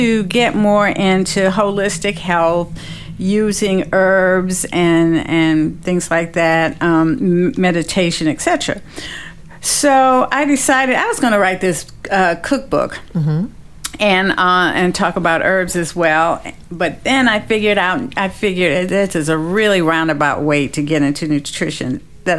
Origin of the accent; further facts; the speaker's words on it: Detroit, Michigan, United States; now in Washington, D.C., United States; I'm from Detroit. I ended up in D.C.